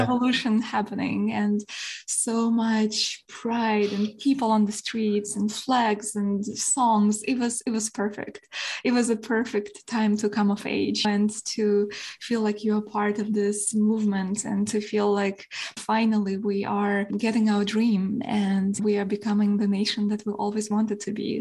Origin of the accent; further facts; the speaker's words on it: Kyiv, Ukraine; first language Ukrainian; English is a second language; moved away; I was born in Kiev, in the capital